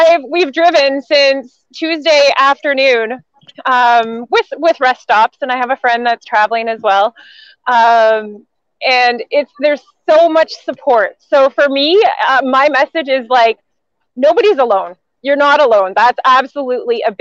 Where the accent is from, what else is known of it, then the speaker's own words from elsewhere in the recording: Regina, Saskatchewan, Canada; I am from Saskatoon, Regina, Saskatchewan